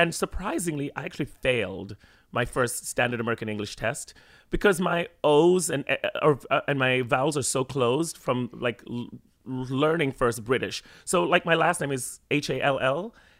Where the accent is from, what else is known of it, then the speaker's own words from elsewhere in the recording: Jamaica; now in New York City, United States; growing up in Jamaica and then moving here and then speaking British English sometimes in Jamaica and then Jamaican English, obviously, with my friends and in school, and then moving here and then I was like, okay, no one's understanding what I'm saying, so I had to then speak American.